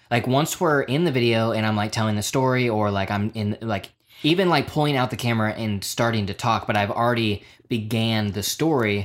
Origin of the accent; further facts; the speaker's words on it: Oklahoma, United States; just being a stupid kid growing up in Oklahoma